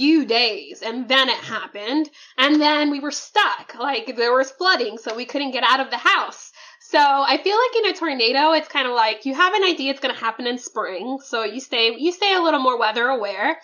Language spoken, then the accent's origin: English; Oklahoma, United States; now in Houston, United States; I grew up in Oklahoma